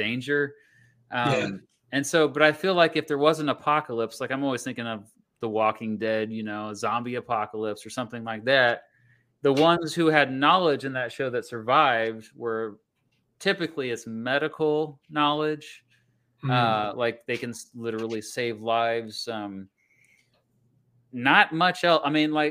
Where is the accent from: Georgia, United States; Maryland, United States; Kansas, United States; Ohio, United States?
Kansas, United States; Wichita; I grew up just outside of Wichita.